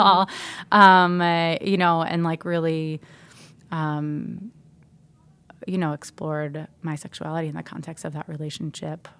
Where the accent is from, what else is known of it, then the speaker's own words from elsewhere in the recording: New Jersey, United States; I'm from New Jersey